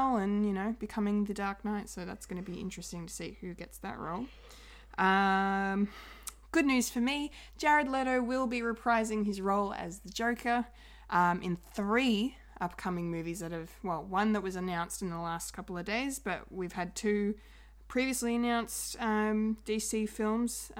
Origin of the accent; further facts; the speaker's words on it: Australia; We are Australian.